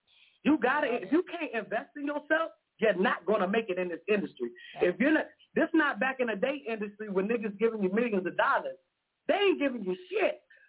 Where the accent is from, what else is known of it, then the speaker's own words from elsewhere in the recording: Miami, Florida, United States; now in Washington, United States; I'm from Miami. I'm currently in D.C., but I'm from Miami, Opa-locka Dade County.